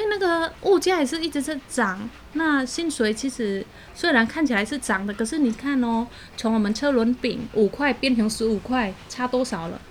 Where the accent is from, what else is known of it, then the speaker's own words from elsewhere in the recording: Cambodia; now in Taiwan; 我是来自柬埔寨，嗯哼。然后居住在台湾，算是移民在台湾